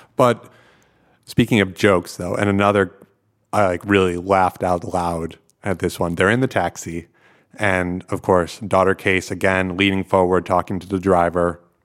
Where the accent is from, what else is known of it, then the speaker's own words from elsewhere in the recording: outside of New York City, United States; moved away as an adult; now in Netherlands; I grew up outside of New York City